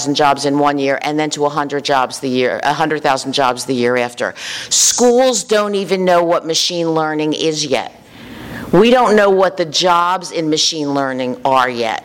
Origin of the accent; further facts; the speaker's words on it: Philadelphia, Pennsylvania, United States; moved away as an adult; also born or lived in Washington, D.C. / New Jersey; I was from Philadelphia